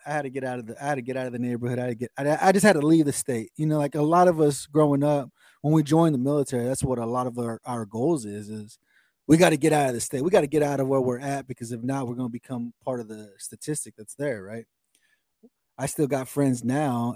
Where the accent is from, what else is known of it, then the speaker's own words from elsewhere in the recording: Oklahoma, United States; also born or lived in Texas; I, have grown up in Oklahoma all my life. You know, I, I, I I was born in Texas.